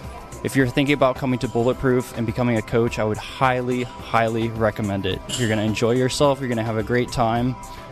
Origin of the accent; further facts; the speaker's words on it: Maine, United States; I'm from Maine.